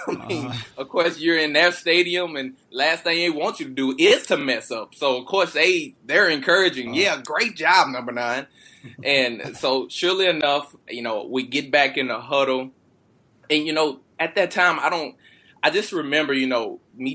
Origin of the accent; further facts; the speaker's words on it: Texas, United States; I'm born and raised in Texas